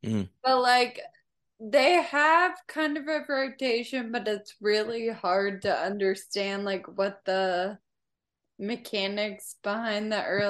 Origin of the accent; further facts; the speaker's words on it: Franklin, Tennessee, United States; now in Nashville, United States; I'm from Franklin, which is like a small town, 30 minutes south of here.